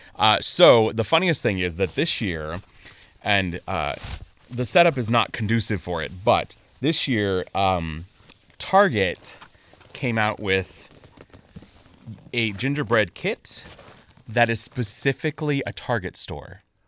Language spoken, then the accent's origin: English; Rancho Cucamonga, California, United States; also born or lived in Upland / Poway / San Diego; I'm a born and raised Southern Californian